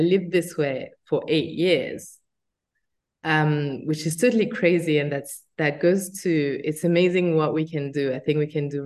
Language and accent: English; France; moved away as an adult; also born or lived in United States; by my accent, I was born in France and it wasn't easy in France